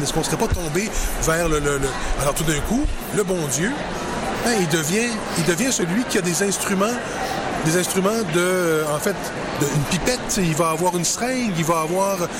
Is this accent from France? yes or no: no; Quebec City, Quebec, Canada; je suis né à Québec.